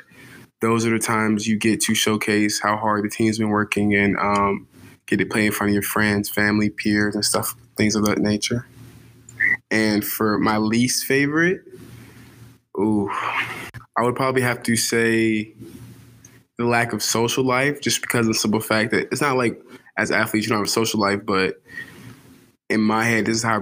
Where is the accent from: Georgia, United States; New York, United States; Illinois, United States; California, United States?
Georgia, United States; Atlanta; moved away as an adult; I'm originally from Atlanta, Georgia. I went to a high school called Peach Ridge, stationed in Gwinnett County